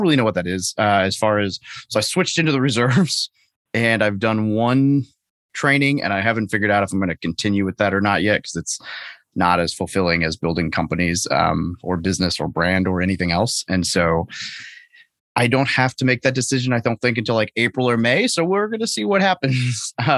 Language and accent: English; Arkansas, United States; So, before that, so I grew up in Arkansas as just a normal dude, played a little baseball, played a little rugby, and pretty straight laced kid.